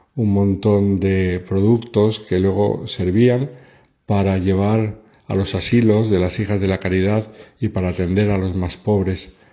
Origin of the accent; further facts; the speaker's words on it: Madrid, Community of Madrid, Spain; nací en el Hospital de la Milagrosa de Madrid y fui bautizado en el santuario de la Medalla Milagrosa